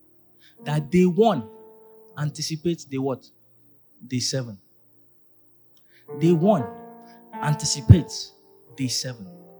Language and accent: English; Ilorin, Kwara, Nigeria; now in Lagos, Nigeria; I grew up in Ilorin